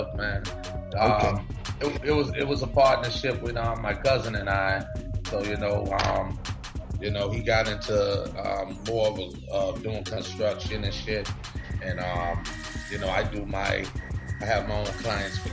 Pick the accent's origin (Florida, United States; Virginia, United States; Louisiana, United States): Florida, United States; Highlands County; I'm from Highlands County